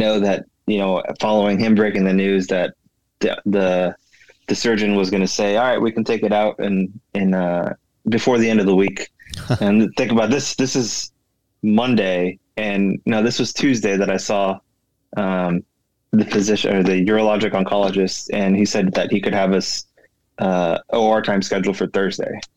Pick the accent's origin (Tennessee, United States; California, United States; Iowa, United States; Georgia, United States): California, United States; moved away as an adult; now in Maryland, United States; I am originally from California. Grew up, born and raised in California